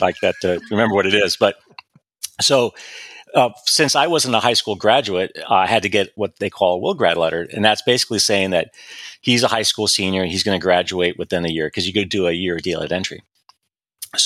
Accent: Ventura, California, United States; I grew up in Ventura County, or in Ventura itself.

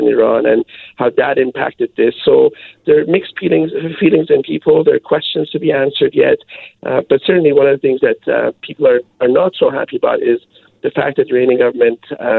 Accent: Canada; born there; I think, it's no longer immigrants I'm Canadian born.

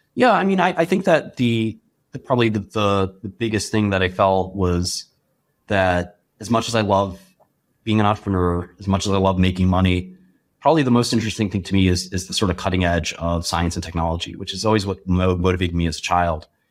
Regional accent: New York City, New York, United States; growing up in Brooklyn as, as a relatively poor kid

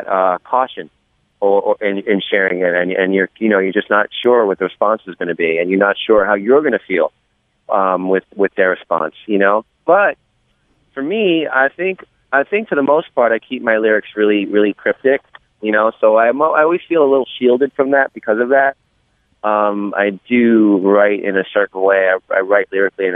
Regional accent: New York City, New York, United States; being a New Yorker and living here and living across the water in downtown Brooklyn

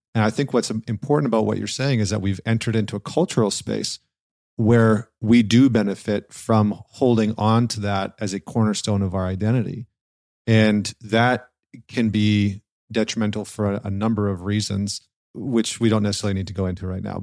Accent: northern Alberta, Canada; I grew up in northern Alberta, in Canada

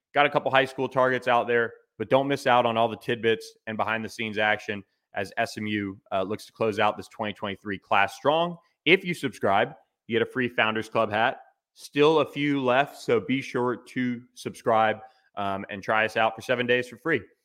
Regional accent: Tampa, Florida, United States; from Raymond James Stadium in Tampa, my hometown

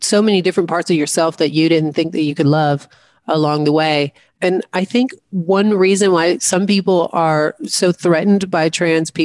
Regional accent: the South, United States; growing up in the South

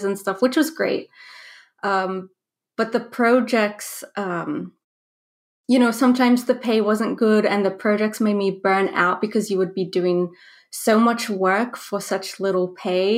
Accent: Australia; also born or lived in New Zealand; I was born in New Zealand but raised in Australia. So I went to high school in Australia

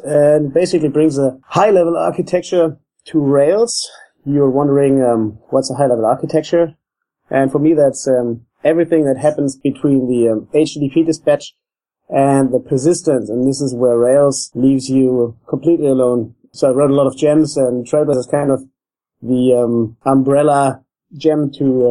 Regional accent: Germany; now in Australia; I'm from Germany

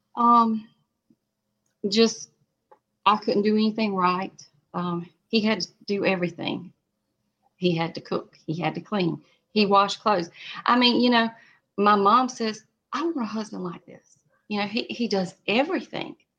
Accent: South Carolina, United States; I'm from South Carolina

